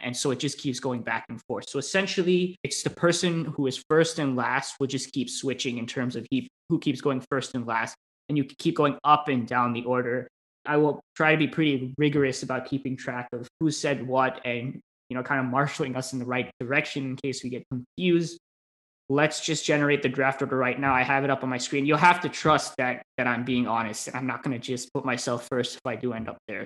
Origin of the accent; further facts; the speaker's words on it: United States; as an American